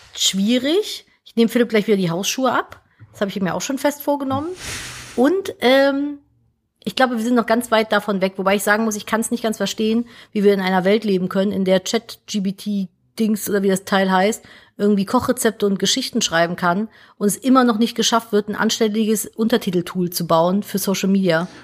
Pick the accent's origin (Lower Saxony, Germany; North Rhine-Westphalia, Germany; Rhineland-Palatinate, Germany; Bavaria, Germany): North Rhine-Westphalia, Germany; Cologne; Wir sind aus Köln